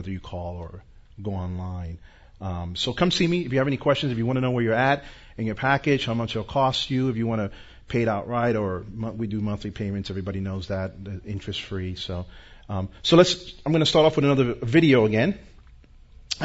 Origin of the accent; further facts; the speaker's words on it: New York, United States; I'm from New York, born and raised.